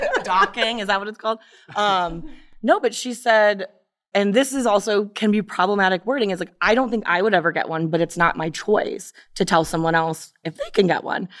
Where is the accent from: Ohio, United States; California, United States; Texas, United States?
Ohio, United States; Brecksville; I grew up in Brexville, which is not a progressive town.